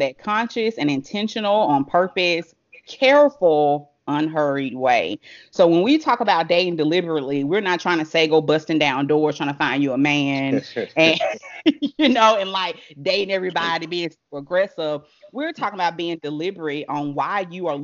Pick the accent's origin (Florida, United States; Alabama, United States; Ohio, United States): Alabama, United States; Birmingham; Birmingham, Alabama, my hometown too